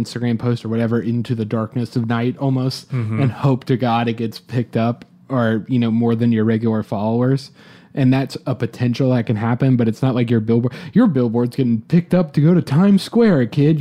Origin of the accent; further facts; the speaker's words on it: Atlanta, Georgia, United States; I'm personally from Atlanta